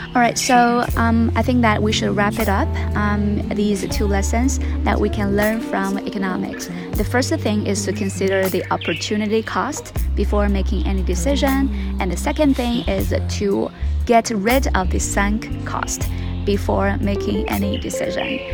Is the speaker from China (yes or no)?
yes; Sichuan, China; now in Beijing, China; I am back in my hometown in Sichuan